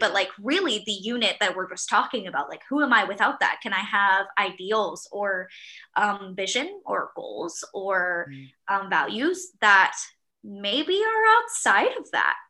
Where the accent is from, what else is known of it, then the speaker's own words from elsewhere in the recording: Miami, Florida, United States; also born or lived in Virginia; now in Charlotte, United States; I grew up in Miami